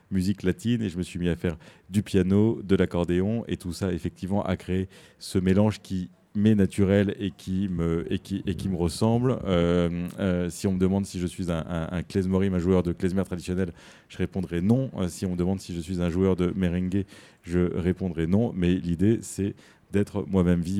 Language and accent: French; Argentina; born there; je suis né juif en Argentine.